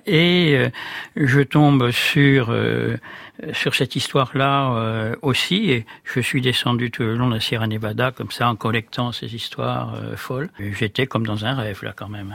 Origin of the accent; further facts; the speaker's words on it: Brittany, France; du pays d'où je venais, de, ce bord de Bretagne